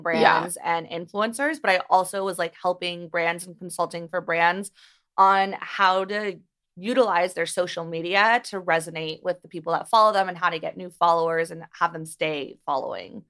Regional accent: Beverly Hills, California, United States; I grew up here. I'm from Beverly Hills, and I went to Beverly Hills High School

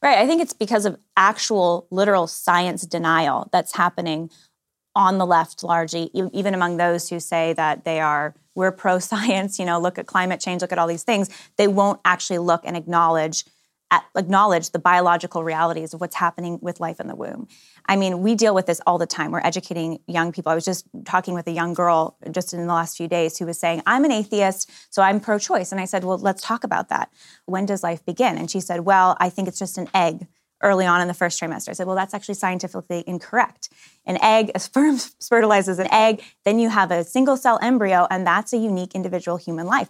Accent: Bay Area, California, United States; I'm from the Bay Area, California, one of eight kids

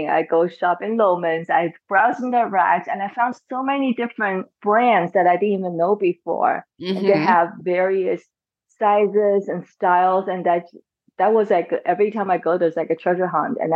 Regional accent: China; now in Washington, DC, United States; I grew up in China

